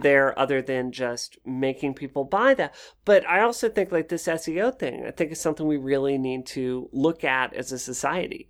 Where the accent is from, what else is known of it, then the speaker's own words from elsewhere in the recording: Mississippi, United States; moved away as an adult; also born or lived in Washington, D.C.; I grew up in Mississippi